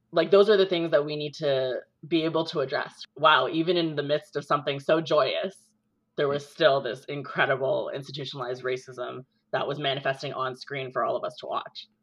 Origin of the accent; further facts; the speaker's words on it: Brampton, Ontario, Canada; I spent a little bit of time growing up in Brampton